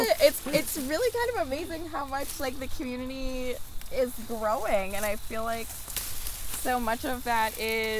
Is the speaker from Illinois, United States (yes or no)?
no; New Jersey, United States; moved away as an adult; now in Vermont, United States; I moved to Vermont in 2017. I grew up in New Jersey